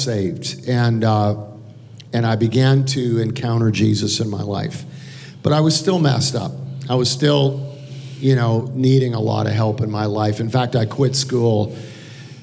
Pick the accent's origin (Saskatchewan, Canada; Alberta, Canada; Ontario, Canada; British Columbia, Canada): Alberta, Canada; Calgary; now in United States; I'm an immigrant to America. I grew up in Calgary, Alberta, Canada